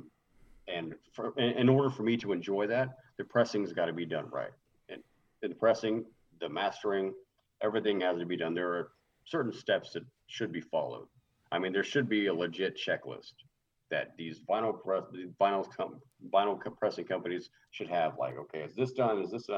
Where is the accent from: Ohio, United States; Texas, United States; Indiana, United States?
Texas, United States; I'm Texan